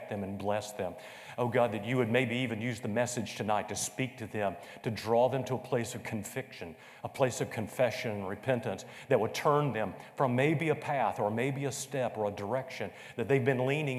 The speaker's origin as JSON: {"language": "English", "town": "Conway", "region": "South Carolina", "country": "United States", "tie": "born or raised there", "said": "growing up in Greenwood Baptist Church in the south southern area of Conway, South Carolina"}